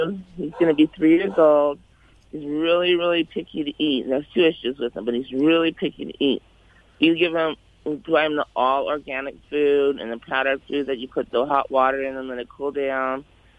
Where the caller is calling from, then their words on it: Castaic, California, United States; I'm calling from Cap Steak. Where is that? Cap Steak. Like Valencia area, you know.